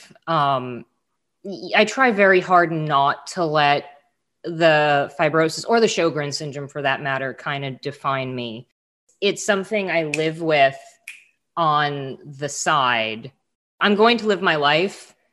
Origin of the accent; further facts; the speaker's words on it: South Florida, United States; I grew up in South Florida, snorkeling, diving.